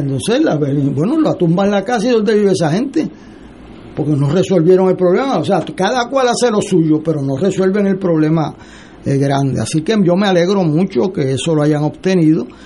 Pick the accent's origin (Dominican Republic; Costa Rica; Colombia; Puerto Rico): Puerto Rico; para mí como puertorriqueño